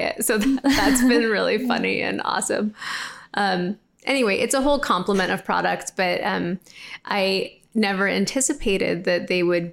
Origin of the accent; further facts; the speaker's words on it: Los Angeles, California, United States; LA, which is my hometown.